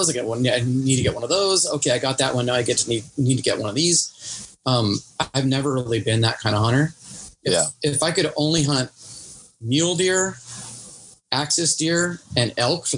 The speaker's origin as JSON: {"language": "English", "region": "Hawaii", "country": "United States", "said": "I'm from Hawaii"}